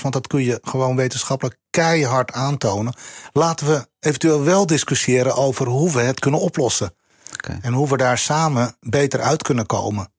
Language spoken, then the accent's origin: Dutch; Santpoort, North Holland, Netherlands; ik kom uit Zandpoort, Noord-Holland